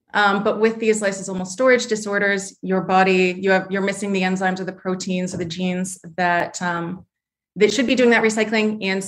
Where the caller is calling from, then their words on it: Columbus, Ohio, United States; I am calling from just outside of Columbus, Ohio.